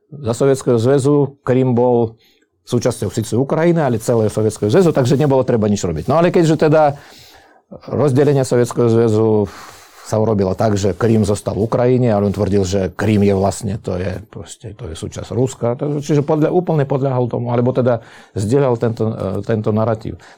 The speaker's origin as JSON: {"language": "Slovak", "country": "Slovakia", "said": "Uh, bol by som veľmi rád, keby sme sa pozerali teraz na vývoj aj u nás doma na Slovensku"}